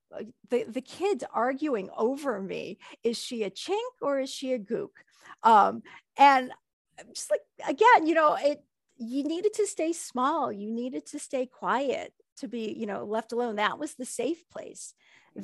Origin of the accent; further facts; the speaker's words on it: United States; moving over here and having children here in America